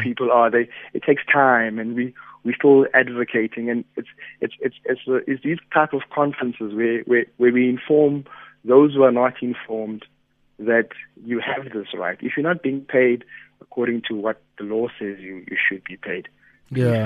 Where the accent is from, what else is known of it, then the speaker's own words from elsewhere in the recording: South Africa; as South African citizens